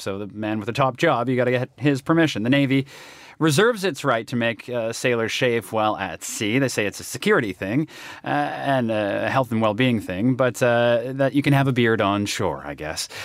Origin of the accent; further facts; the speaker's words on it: Canada; As a Canadian